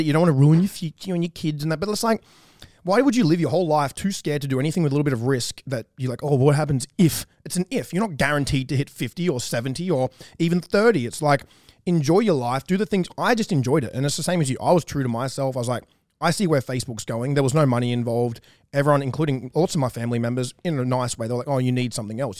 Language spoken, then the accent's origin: English; about an hour from Newcastle, New South Wales, Australia; we are from the same, pretty much the same hometown. I grew up about an hour away from her, but we've both lived in the same town of Newcastle